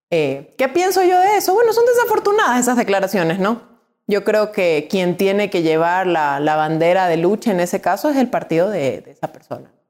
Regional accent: Quito, Pichincha, Ecuador; born there; also born or lived in Guayaquil / Cuenca; Yo soy nacida en Quito, vivida en Guayaquil

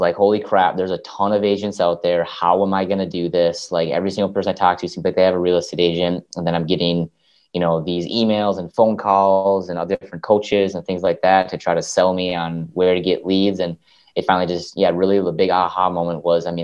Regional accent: Minnesota, United States; I'm in Minneapolis, Minnesota, born and raised in Minnesota

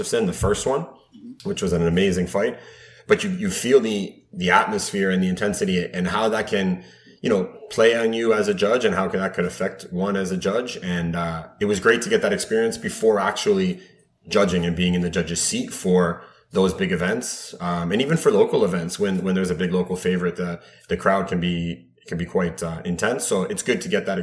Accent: Mississauga, Ontario, Canada; born and raised in Mississauga.

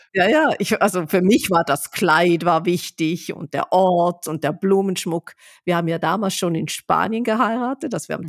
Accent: Switzerland; wie ich als Schweizerin sagen würde

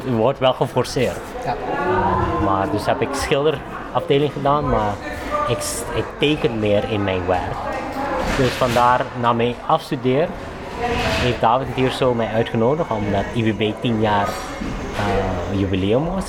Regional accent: Suriname; also born or lived in Curaçao; now in Netherlands; ik ben geboren in Suriname, maar ik ben eigenlijk 80% opgegroeid met de lokale mensen. Maar 20% is met mijn ouders. Ik ben laat verhuisd op Curaçao

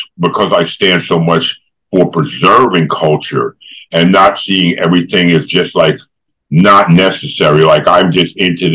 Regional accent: New York, United States; I grew up in New York

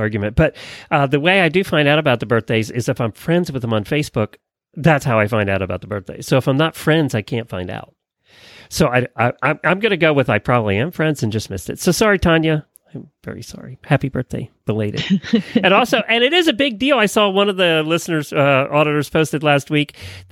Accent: Lancaster County, Pennsylvania, United States; now in Ocala, United States; we grew up in Lancaster County

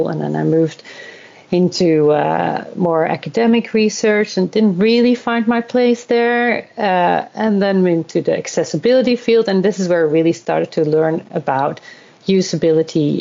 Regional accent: Netherlands; moved away as an adult; also born or lived in South Korea / Australia / Sweden; now in Stockholm, Sweden; I'm originally from the Netherlands. This is where I was born and raised and educated.

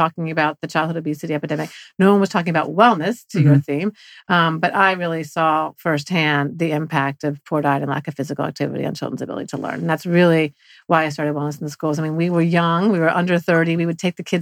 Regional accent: Florida, United States; now in New York, United States; I was raised in Florida

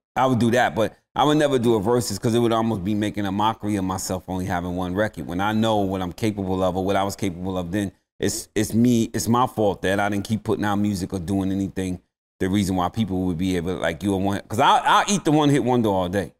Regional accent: New York City, New York, United States; I'm from the South Bronx, man. Being from the Bronx, we at the bottom of the barrel.

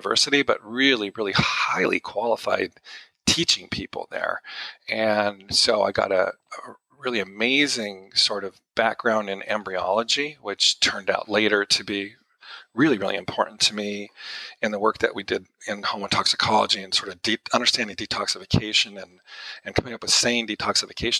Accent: Greeley, Colorado, United States; now in Los Angeles, United States; I grew up in a little town called Greeley, Colorado, which is about 50 miles north of Denver

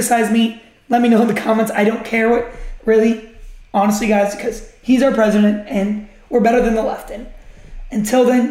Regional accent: United States; I'm an American.

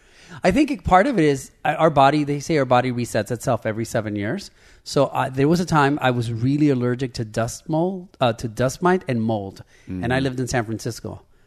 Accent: Nicaragua; moved away; I was born in Nicaragua

